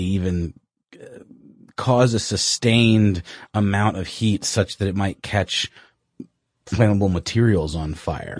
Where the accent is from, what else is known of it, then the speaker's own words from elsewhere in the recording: Augusta, Georgia, United States; moved away; my hometown of Augusta, Georgia